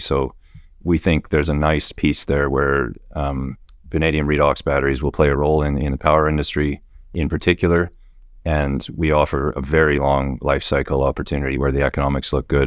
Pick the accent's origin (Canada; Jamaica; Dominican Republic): Canada; Western Canada; moved away as an adult; now in Perth, Australia; I grew up in Western Canada